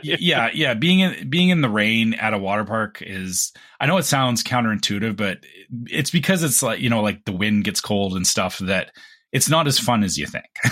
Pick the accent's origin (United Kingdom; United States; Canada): Canada; we're Canadian